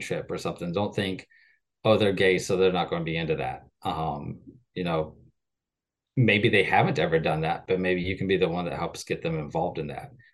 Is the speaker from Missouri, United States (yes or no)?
yes; rural Missouri, United States; moved away as an adult; now in Fort Worth, United States; I currently live in Fort Worth, Texas, but I grew up, um, in rural Missouri